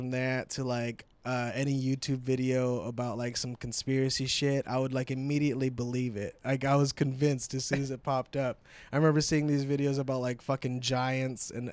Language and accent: English; United States; also born or lived in Vancouver; I was born in America